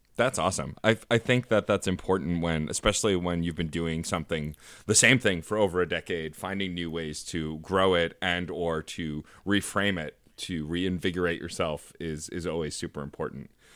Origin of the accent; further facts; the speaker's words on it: New York City, New York, United States; as a New Yorker who works currently in Union Square, but has worked all over Manhattan